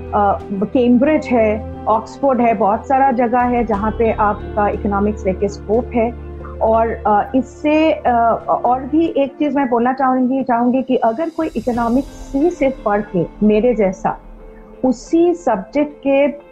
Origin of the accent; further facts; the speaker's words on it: Bokaro, Jharkhand, India; now in Kolkata, India; मैं कोलकाता से हूँ नहीं आई एम फ्रॉम बोकारो तो इसलिए मैं बंगाली हूँ लेकिन ब्रॉटअप इन बोकारो झारखंड में